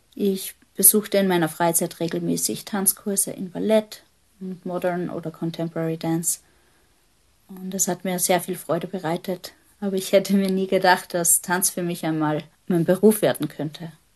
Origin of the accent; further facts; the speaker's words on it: Hellmonsödt, Upper Austria, Austria; Geboren bin ich im Mühlviertel in Oberösterreich, in einem ganz kleinen Dorf in der Gemeinde Helmund Söd. Ich bin dort aufgewachsen